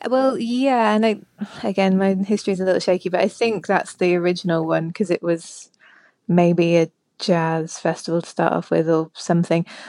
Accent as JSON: {"language": "English", "town": "Leeds", "region": "Yorkshire and the Humber", "country": "United Kingdom", "tie": "born or raised there", "said": "I grew up in Leeds"}